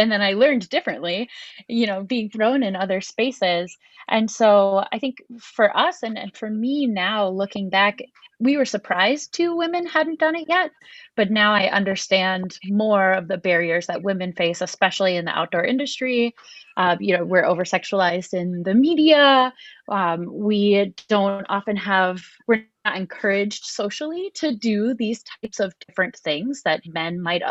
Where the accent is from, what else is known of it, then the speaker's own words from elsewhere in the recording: Miami, Florida, United States; moved away; I grew up in Miami, Florida, in a very urban area.